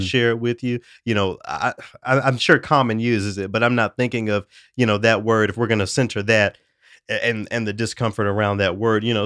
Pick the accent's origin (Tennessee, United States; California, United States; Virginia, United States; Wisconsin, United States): Tennessee, United States; it shouts out my home state.